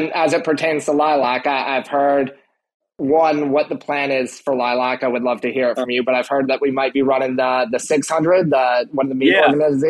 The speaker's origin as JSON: {"language": "English", "region": "New York", "country": "United States", "said": "I'm a New Yorker first as well."}